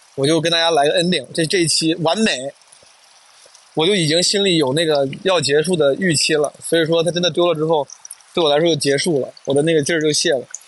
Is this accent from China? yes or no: yes; Henan, China; accent: Henanese; first language Henan dialect / Mandarin; 我至少是先倾向于用普通话、河南话这样的母语